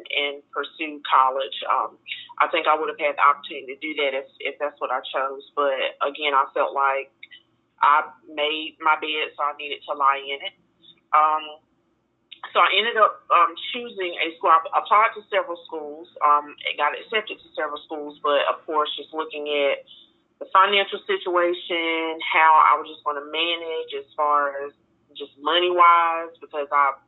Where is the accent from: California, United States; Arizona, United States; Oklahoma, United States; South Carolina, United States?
South Carolina, United States; Greenville; I'm from Greenville, South Carolina